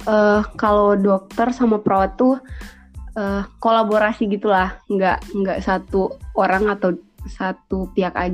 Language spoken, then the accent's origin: Indonesian; Gorontalo, Indonesia; Hai semuanya … aku dari Gorontalo, mahasiswa di UNG dan salam kenal.